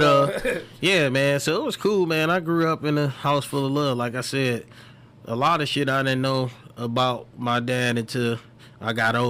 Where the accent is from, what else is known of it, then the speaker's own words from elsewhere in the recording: Detroit, Michigan, United States; I'm from the West Side, man, Dexter Droyro area.